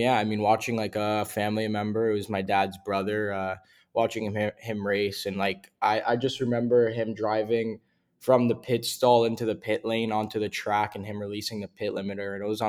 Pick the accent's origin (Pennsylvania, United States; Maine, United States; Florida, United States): Florida, United States; Davie; I'm actually from Davie, Florida.